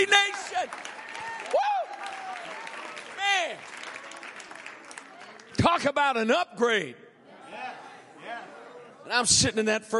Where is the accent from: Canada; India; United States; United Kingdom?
United States; Kansas City, Missouri; moved away; I'm from Kansas City